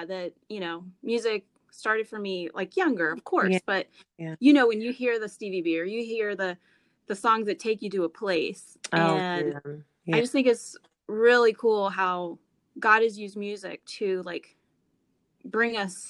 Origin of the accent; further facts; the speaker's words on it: North Miami, Florida, United States; And I grew up in North Miami.